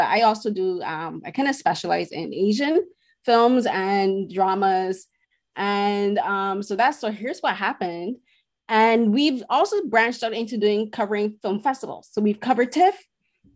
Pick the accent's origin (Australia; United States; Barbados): Barbados; now in Toronto, Canada; being a woman from the Caribbean, I'm from Barbados